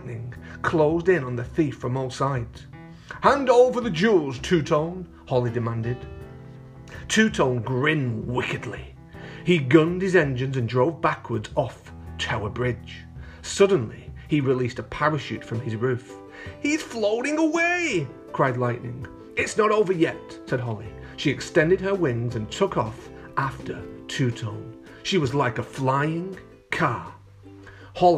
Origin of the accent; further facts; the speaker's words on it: Bolton, North West England, United Kingdom; moved away; also born or lived in London; I'm actually from England, boys and girls, but I'm from the north of England in a place called Bolton near Manchester